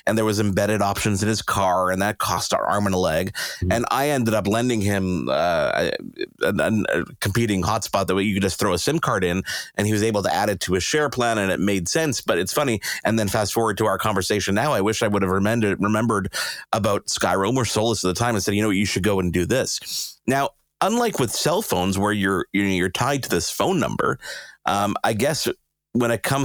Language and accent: English; Canada; I felt like we were being throttled as a Canadian